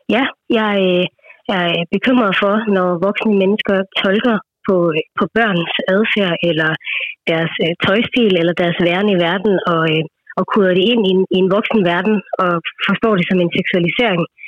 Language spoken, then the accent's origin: Danish; India; now in Denmark; nu kommer jeg fra Indien oprindeligt